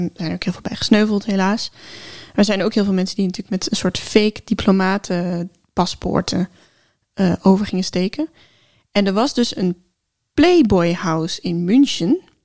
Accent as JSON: {"language": "Dutch", "country": "Netherlands", "said": "we als Nederlanders"}